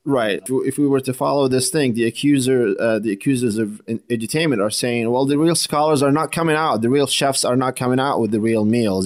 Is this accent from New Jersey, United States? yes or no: yes; New Jersey, United States; I hail from Jersey